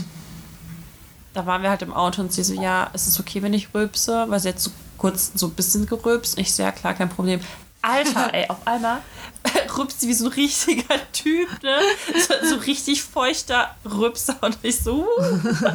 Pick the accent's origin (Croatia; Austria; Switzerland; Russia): Russia; now in Germany; ich gerade äh, in meiner Heimat bin, in Russia